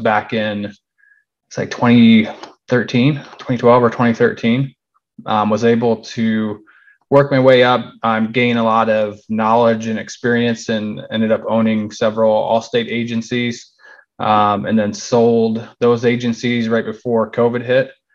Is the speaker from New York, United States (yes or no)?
no; Michigan, United States; moved away as an adult; now in North Carolina, United States; I'm originally from Michigan. I should have mentioned that. We moved to North Carolina in 2014.